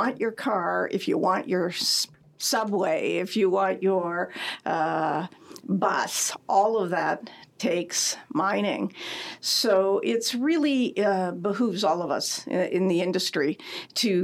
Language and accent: English; Timmins, Ontario, Canada; moved away; I grew up in Timmins